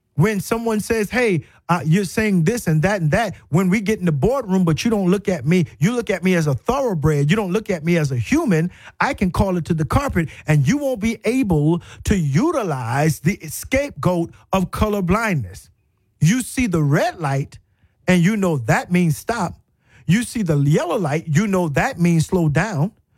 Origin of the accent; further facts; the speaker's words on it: South Carolina, United States; moved away as an adult; also born or lived in Florida; now in Tuscaloosa, United States; I was really from South Carolina